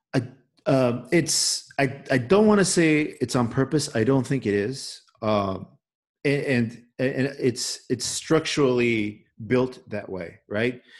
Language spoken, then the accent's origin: English; Chicago, Illinois, United States; accent: Chicago; I grew up in Little Village.